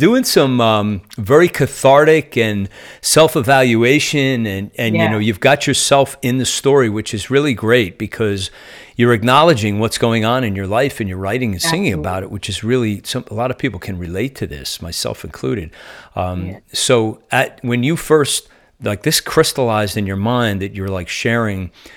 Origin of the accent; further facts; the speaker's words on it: New Jersey, United States; moved away as an adult; also born or lived in Nashville area; now in Nashville, United States; I've been a Jersey resident pretty much my whole life up until last year